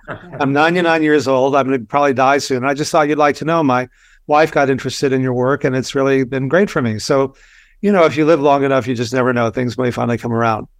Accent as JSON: {"language": "English", "region": "Texas", "country": "United States", "tie": "born or raised there", "said": "I grew up in Texas"}